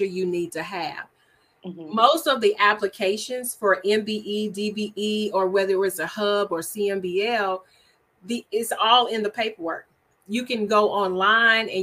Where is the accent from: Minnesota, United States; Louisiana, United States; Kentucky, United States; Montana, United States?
Louisiana, United States; Shreveport; moved away as an adult; now in Texas, United States; Shreveport, Louisiana, which is my hometown